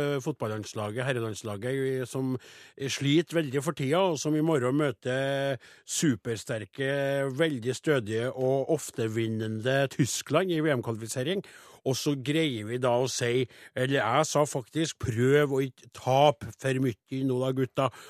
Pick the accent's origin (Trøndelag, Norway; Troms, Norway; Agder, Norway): Trøndelag, Norway; Namdalen; oppe i Namdalens land, der jeg kommer ifra